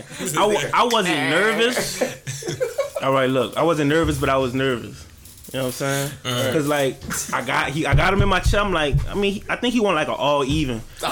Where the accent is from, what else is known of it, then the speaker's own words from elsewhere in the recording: Slidell, Louisiana, United States; also born or lived in New Orleans; I've been in Slidell for a minute. Okay. Like, since like fourth grade. I came after Katrina. So, I mean, I guess you could say I'm from Slidell.